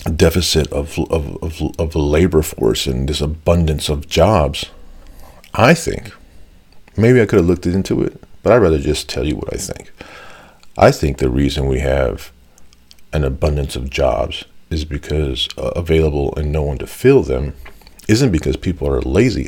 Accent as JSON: {"language": "English", "country": "United States", "said": "I'm Mexican American"}